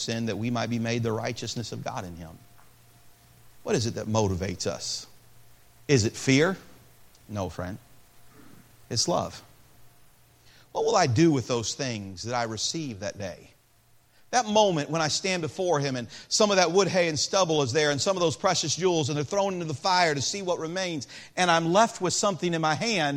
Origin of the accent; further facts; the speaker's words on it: Peoria, Illinois, United States; I was born in Peoria, Illinois.